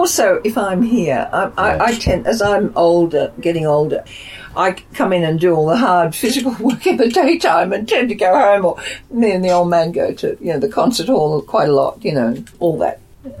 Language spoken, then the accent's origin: English; Australia; now in London, United Kingdom; as an Australian